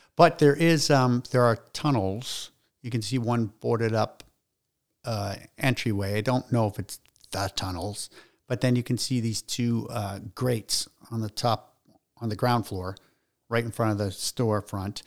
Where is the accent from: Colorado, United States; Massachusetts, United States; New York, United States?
Massachusetts, United States; Salem; I was born in Salem, uh, on Bert, Bertini Lane, which is still there